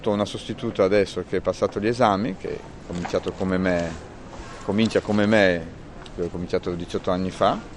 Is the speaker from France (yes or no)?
no; Warsaw, Masovian Voivodeship, Poland; now in Venice, Italy; sono polacco. Sì. Di dove? Varsavia.